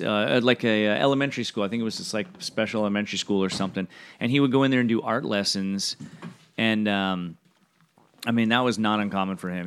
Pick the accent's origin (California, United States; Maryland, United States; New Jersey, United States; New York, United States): California, United States; Fullerton; also born or lived in Bellflower, California; I was born in Bellflower, raised in Fullerton my whole life